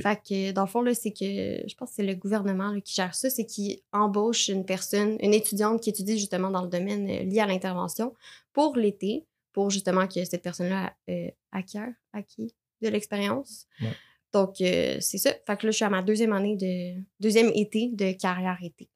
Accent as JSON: {"language": "French", "town": "Terrebonne", "region": "Quebec", "country": "Canada", "said": "je viens de Lachenay"}